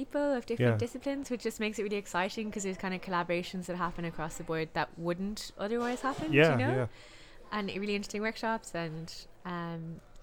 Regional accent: Lahinch, Munster, Ireland; I'm from Lahinch

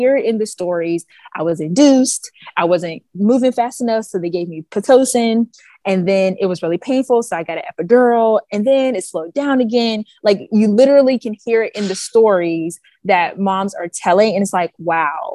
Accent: Pittsburgh, Pennsylvania, United States; moved away as an adult; now in Baltimore, United States; I am originally from Pittsburgh, Pennsylvania

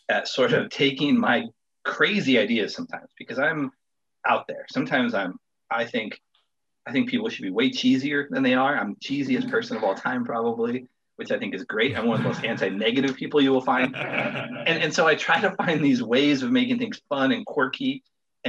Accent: Wyoming, United States; moved away; also born or lived in Colorado; My wife and I were both born and raised in Wyoming, and so we have all of our family back there

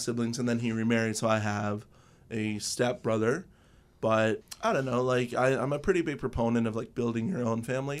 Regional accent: Windsor, Ontario, Canada; born or raised there; also born or lived in Owen Sound, Ontario

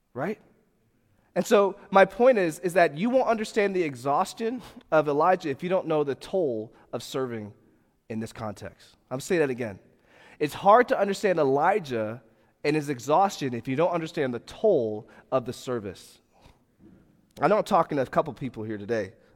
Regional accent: Fort Lauderdale, Florida, United States; moved away; I come from Fort Lauderdale, Florida

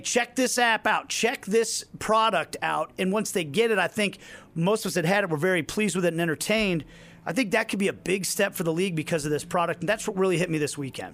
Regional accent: Kansas City, United States; to work for a first class organization in my hometown like this

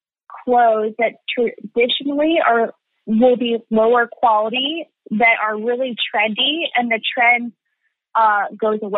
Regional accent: Lancaster, Pennsylvania, United States; where I grew up in Lancaster, Pennsylvania

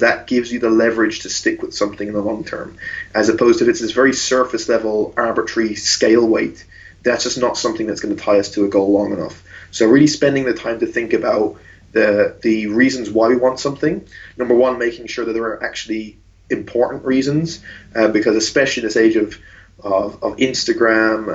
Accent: Ireland; also born or lived in outside London, England; I was brought up in Ireland, I was born just outside London

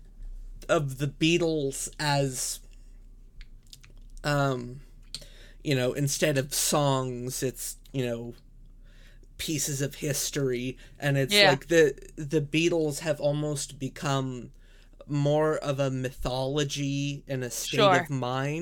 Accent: Canada; As a Canadian

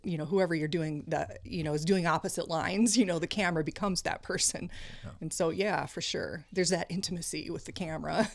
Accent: Iowa, United States; moved away as an adult; also born or lived in Marion, Iowa / Cedar Rapids, Iowa; now in Minnesota, United States; I grew up in Iowa

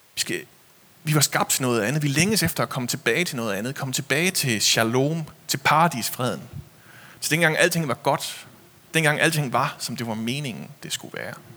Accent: Denmark; vi er vokset op i Jylland

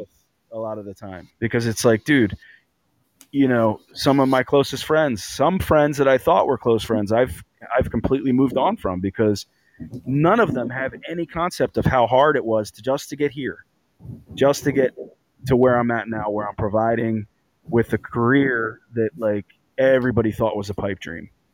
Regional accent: Philadelphia, Pennsylvania, United States; I grew up playing football in North Philly

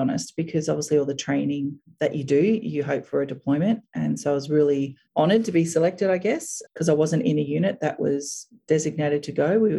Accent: Brisbane, Queensland, Australia; also born or lived in Townsville / Melbourne; Born in Brisbane. Grew up in a pretty normal household on the north side of Brisbane. Pretty active lifestyle growing up. Went to primary school and high school there, university in Queensland.

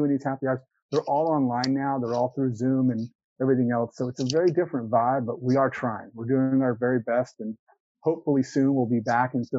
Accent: Houston, Texas, United States; now in Austin, United States; I've only been in Austin for 6 years, and I'm from Houston originally

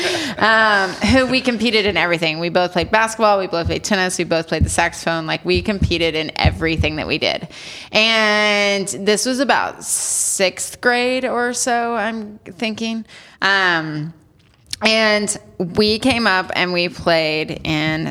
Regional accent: Wichita, Kansas, United States; I'm from Wichita, Kansas

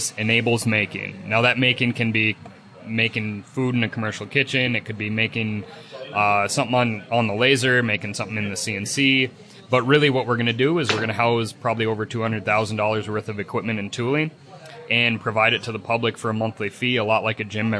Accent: Hibbing, Minnesota, United States; I was born and raised in Hibbing.

